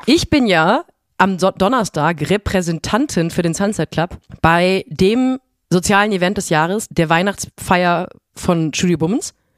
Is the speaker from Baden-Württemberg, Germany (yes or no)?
yes; near Europa-Park, Baden-Württemberg, Germany; moved away; ich bin in der Nähe vom Europapark groß geworden. Wir sind zehn Autominuten entfernt von diesem Vergnügungspark groß geworden.